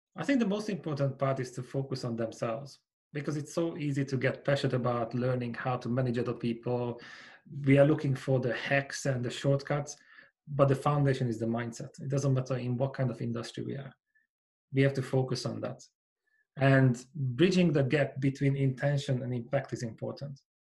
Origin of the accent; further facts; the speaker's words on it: Hungary; moved away as an adult; now in United Kingdom; I grew up in Hungary in a small village, and I came to the UK 16 years ago. I'm still here